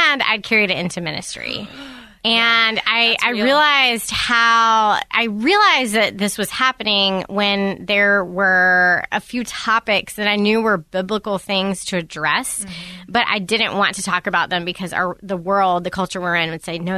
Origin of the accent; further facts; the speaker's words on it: the South, United States; I'm from the South